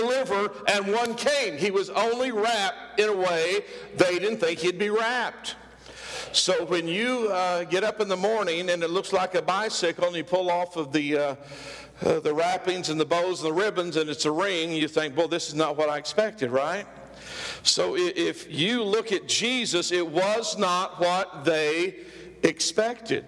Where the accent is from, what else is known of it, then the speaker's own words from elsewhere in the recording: Oklahoma, United States; we are hicks from Oklahoma. We lived way out in the country.